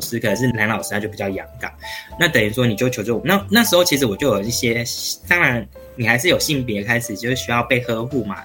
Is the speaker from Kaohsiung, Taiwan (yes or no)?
no; Taichung, Taiwan; 台中，对，我是嗯。台中的小孩，有台中土生土长